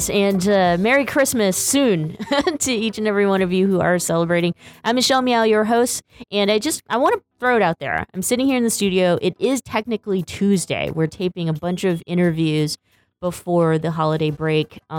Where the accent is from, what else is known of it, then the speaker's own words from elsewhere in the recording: Berkeley, California, United States; also born or lived in New York; born and raised in Berkeley, California